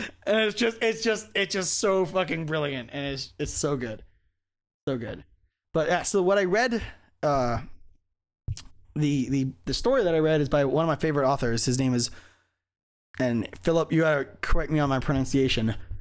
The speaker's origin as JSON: {"language": "English", "region": "Hawaii", "country": "United States", "tie": "born or raised there", "moved": "yes", "said": "growing up in Hawaii."}